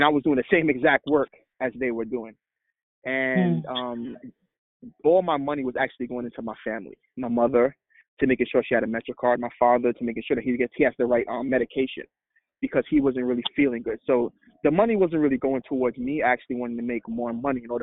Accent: New York City, New York, United States; also born or lived in Trinidad; I grew up in Brooklyn, New York, came from Trinidad when I was 8 years old

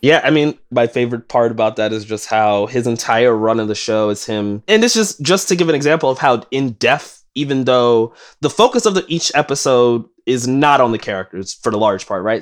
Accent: New York City, New York, United States; as a lifelong New Yorker, I grew up in East New York

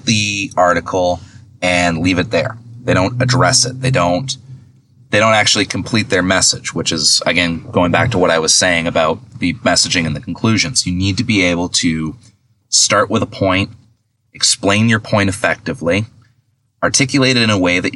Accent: Milton, Ontario, Canada; accent: Canadian; I'm Canadian. If you can't tell, I'll say a boot instead of about

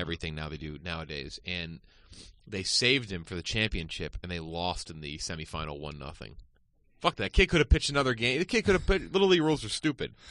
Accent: Connecticut, United States; Bristol, Connecticut is a town over from where I grew up in Connecticut

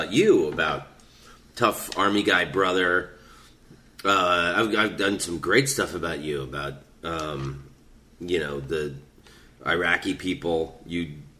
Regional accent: Oviedo, Florida, United States; growing up in Oviedo, walking around barefoot was great, man. There was fruit trees everywhere. God, there was orange groves everywhere.

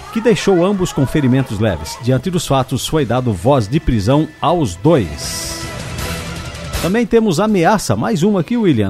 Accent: Corupá, Santa Catarina, Brazil; em Curupá, lá na Alvin Linsmeyer, minha terra natal

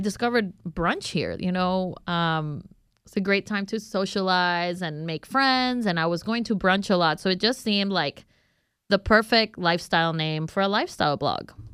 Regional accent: Honduras; moved away as an adult; now in Houston, United States; I am from Honduras

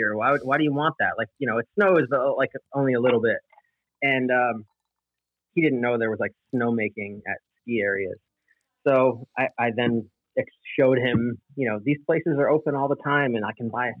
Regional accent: East Greenbush, New York, United States; I grew up in a little suburb called East Greenbush

